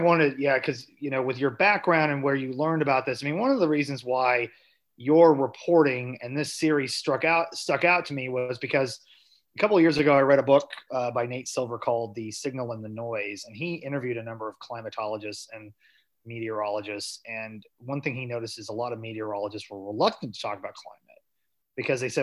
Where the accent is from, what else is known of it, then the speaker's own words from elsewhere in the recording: Southwest Missouri, United States; I'm from Southwest Missouri, more cattle based.